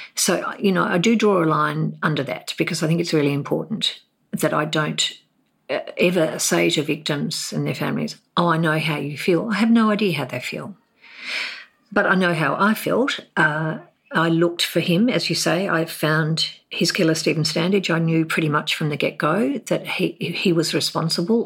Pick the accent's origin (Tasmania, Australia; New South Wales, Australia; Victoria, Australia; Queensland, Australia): Tasmania, Australia; Hobart; moved away as an adult; also born or lived in Darwin; I grew up in Hobart